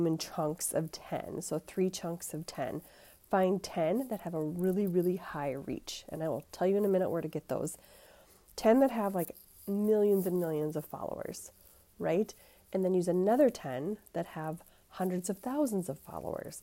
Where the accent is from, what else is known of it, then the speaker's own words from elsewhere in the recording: Minnesota, United States; accent: Minnesota; If you can't tell from my accent, I do live in Minnesota